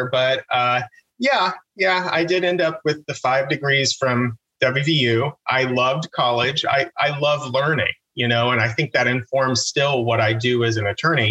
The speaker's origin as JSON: {"language": "English", "region": "Southern West Virginia", "country": "United States", "tie": "born or raised there", "moved": "as an adult", "lives_now": "Pittsburgh, United States", "said": "growing up in Southern West Virginia"}